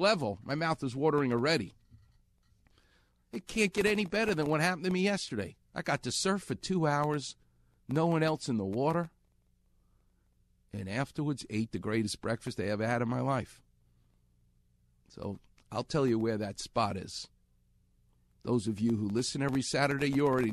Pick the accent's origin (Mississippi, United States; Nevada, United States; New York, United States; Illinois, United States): New York, United States; New York City; now in Los Angeles, United States; where I'm from, Queens. I'm from Far Rockaway.